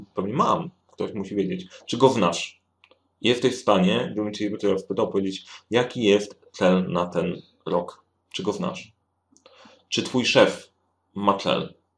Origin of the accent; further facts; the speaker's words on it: Sandomierz, Świętokrzyskie Voivodeship, Poland; now in Warsaw, Poland; Oryginalnie jestem z Sandomierza.